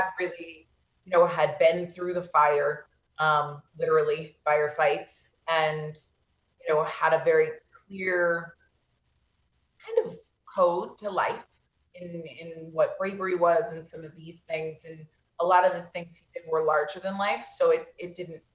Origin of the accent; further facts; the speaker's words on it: Vero Beach, Florida, United States; I was born and raised in Vero Beach, Florida.